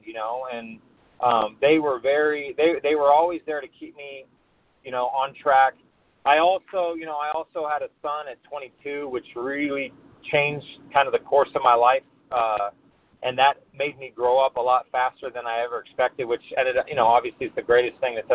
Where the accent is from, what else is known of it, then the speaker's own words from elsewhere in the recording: Santa Ana, California, United States; I actually grew up in Santa Ana